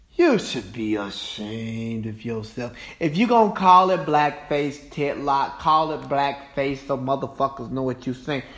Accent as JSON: {"language": "English", "town": "Cartersville", "region": "Georgia", "country": "United States", "tie": "born or raised there", "said": "my hometown of Cartersville, Georgia"}